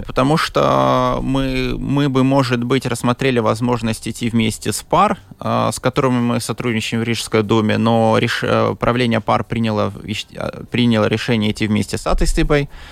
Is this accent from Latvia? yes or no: yes; Liepāja, Kurzeme, Latvia; now in Riga, Latvia; Я рижанин. Ну, рижанин 20 лет вообще. Да. Родился в Лепое